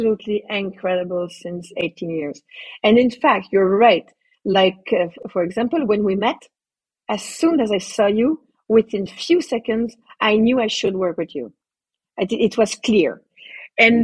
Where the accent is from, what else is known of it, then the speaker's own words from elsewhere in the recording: Canada; I'm a Canadian